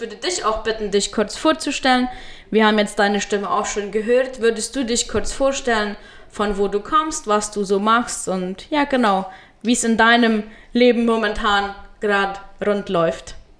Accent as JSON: {"language": "German", "area": "Friesland", "region": "San Pedro Department", "country": "Paraguay", "tie": "born or raised there", "moved": "as an adult", "lives_now": "Chaco, Paraguay", "said": "ich wurde in Friesland geboren, äh, bin dort aufgewachsen und zur Schule gegangen"}